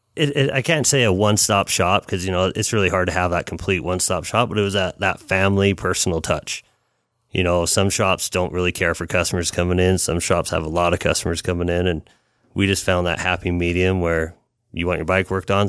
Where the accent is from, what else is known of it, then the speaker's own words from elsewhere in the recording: Salt Lake City, Utah, United States; we're both from Rose Park